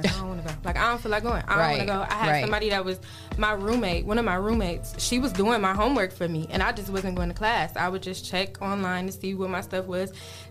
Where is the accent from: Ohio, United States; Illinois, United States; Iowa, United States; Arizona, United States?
Ohio, United States; Toledo; I am from Toledo. I grew up.